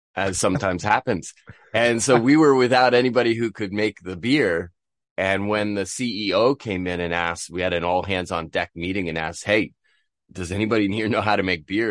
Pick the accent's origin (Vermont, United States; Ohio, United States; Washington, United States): Vermont, United States; Bristol; moved away as an adult; also born or lived in Seville, Spain / Korea; now in Tokyo, Japan; I'm from Bristol, Vermont. in the nor-, northeastern United States, born and raised